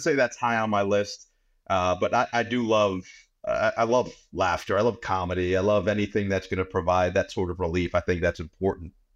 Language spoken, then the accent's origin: English; New York area, United States; growing up in the New York area